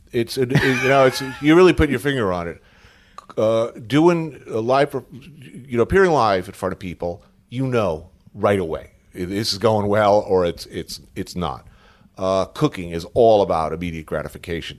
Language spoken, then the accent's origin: English; Bergen County, New Jersey, United States; also born or lived in New York City, United States; born here, grew up in Bergen County, like, right, literally right across